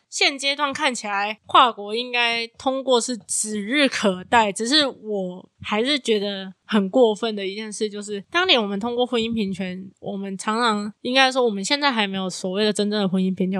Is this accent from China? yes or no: no; Taiwan; 我身为这个国家的人，我身为一个台湾人